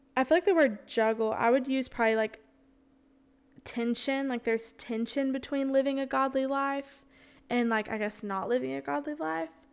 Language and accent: English; the South, United States; accent: Southern; also born or lived in Florence, Alabama; I'm born and raised in the South